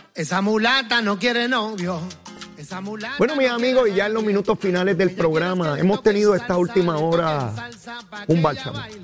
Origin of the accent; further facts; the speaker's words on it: Puerto Rico; a mi pueblo de Puerto Rico